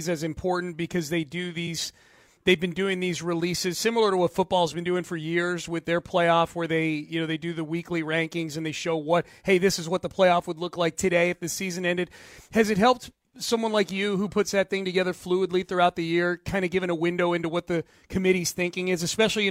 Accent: Connecticut, United States; I grew up in Connecticut

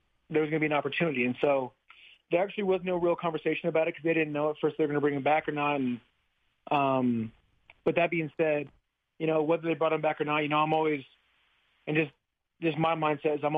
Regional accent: Utah, United States; moved away as an adult; now in Seattle, United States; growing up in Utah

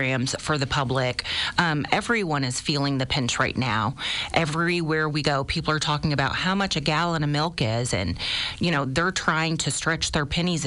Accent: Springfield, Illinois, United States; born and raised in Springfield, primarily on the southeast side of town

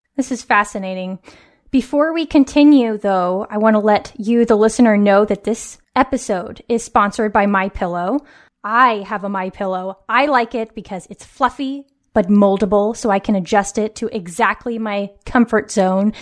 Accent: West Coast, United States; born or raised there

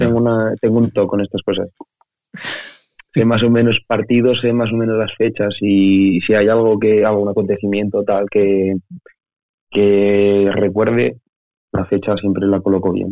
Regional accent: Oviedo, Asturias, Spain; also born or lived in Salamanca; yo soy de Oviedo

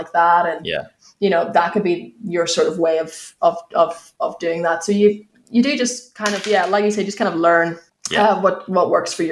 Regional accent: Ireland; accent: Irish

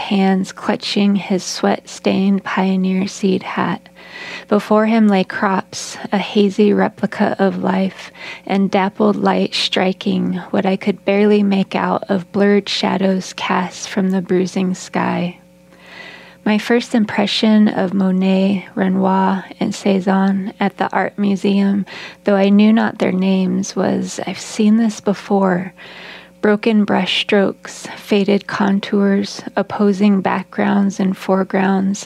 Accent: Eaton, United States; My family's story is just one of many in my hometown, for Eaton beats with the hearts of pioneers

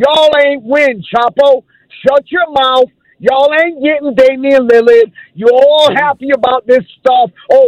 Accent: New York City, New York, United States; I'm from Brooklyn

